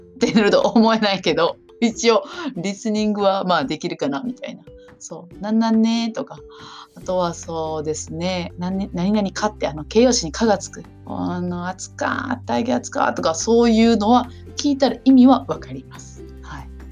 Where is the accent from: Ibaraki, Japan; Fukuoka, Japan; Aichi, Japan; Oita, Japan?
Aichi, Japan; moved away; also born or lived in Kumamoto, Kumamoto; 実家は私愛知県なんです